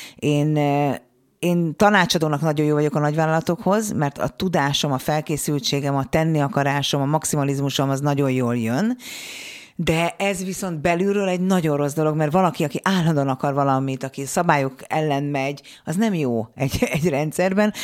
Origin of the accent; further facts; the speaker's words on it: Hungary; mi a földrajzilag úgy szocializálódunk, hogy ne lók ki a sorból, ne dumálj bele, ne hallasd a hangod, maradj a tömegben, mert abból baj nem lehet. Biztonsági játékra nevelnek minket, én is így nevelkedtem.